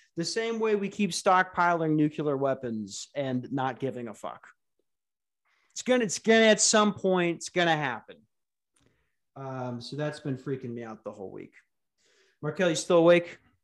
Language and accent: English; United States; I'm an American